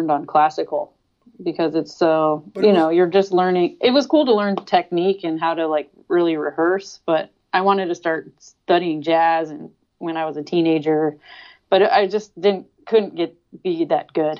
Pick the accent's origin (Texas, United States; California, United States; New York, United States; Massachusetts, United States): California, United States; Sacramento; I grew up in Sacramento, so there's a hardcore scene